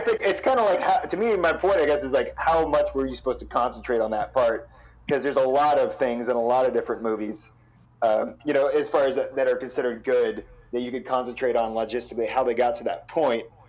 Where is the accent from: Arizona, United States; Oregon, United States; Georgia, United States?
Oregon, United States; Portland; growing up in Portland